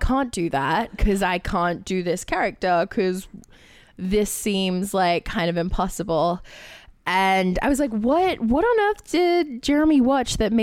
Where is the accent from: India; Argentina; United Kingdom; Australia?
Australia; I'm Australian, which means I can do an American accent, but I can't do Jersey